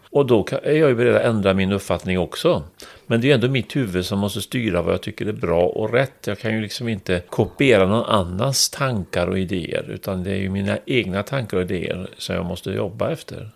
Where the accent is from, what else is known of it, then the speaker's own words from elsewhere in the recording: Trollhättan, Västra Götaland, Sweden; moved away as an adult; jag kommer från Trollhättan